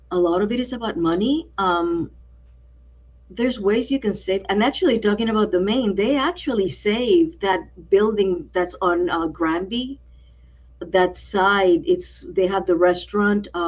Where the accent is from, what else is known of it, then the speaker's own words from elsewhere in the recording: San Juan, Puerto Rico; moved away; also born or lived in Brooklyn, New York; Like, I grew up around there. That's around where I grew up in Old San